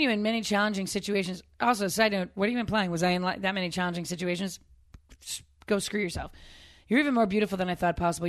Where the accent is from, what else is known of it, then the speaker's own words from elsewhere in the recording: Northeast, United States; I grew up in the Northeast.